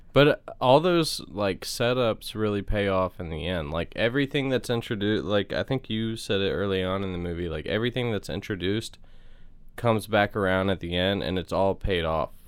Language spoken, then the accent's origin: English; the South, United States; we're from the South, I feel like I don't really have an accent